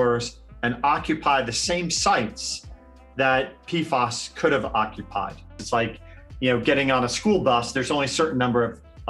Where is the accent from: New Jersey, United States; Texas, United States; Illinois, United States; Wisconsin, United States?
New Jersey, United States; now in Arizona, United States; I grew up in New Jersey